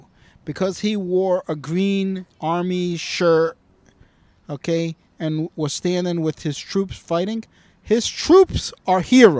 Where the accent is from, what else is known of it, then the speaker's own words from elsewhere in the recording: United States; I am American.